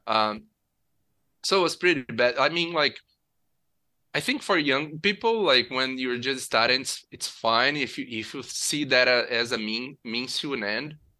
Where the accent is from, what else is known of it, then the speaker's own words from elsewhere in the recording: Nova Friburgo, Rio de Janeiro, Brazil; I grew up in a city in the mountains called Nova Friburgo